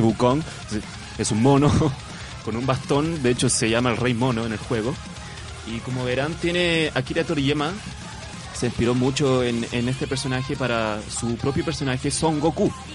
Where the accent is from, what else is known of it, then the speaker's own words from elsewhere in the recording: Canton province, Guangdong, China; now in Chile; yo recuerdo en mi infancia, que como sabrán, yo vengo de China, en la provincia de Cantón